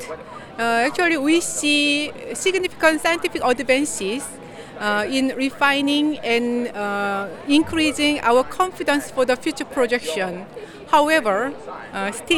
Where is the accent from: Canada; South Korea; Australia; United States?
South Korea; I'm from South Korea